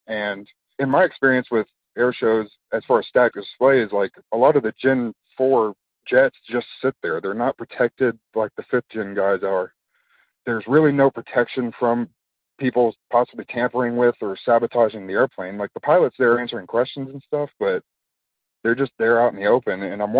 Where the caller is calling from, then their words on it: Fort Collins, Colorado, United States; I'm calling from Fort Collins, Colorado.